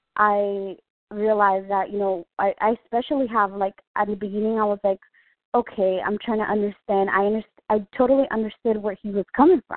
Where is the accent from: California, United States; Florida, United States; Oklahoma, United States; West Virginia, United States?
California, United States; Vista; Oh, I'm from Vista, California.